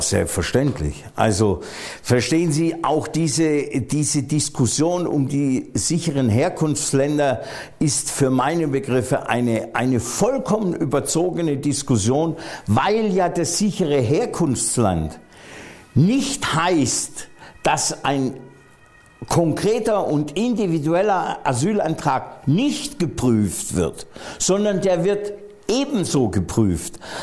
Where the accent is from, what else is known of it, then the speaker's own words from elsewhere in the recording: Hohenlohe, near Göppingen, Baden-Württemberg, Germany; also born or lived in Freiburg / Heidelberg; Schwäbisch muss ich zurückweisen, weil das ist Hohenlohe und Hohenlohe ist Franken